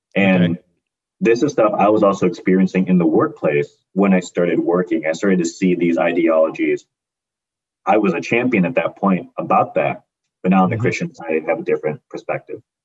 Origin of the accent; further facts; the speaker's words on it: Hoffman Estates, Illinois, United States; I grew up in the United States, in Hoffman Estates specifically, a little suburb of Illinois